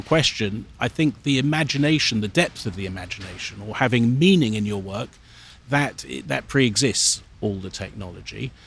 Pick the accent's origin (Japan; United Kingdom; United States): United Kingdom; London; I was born in Hampstead in London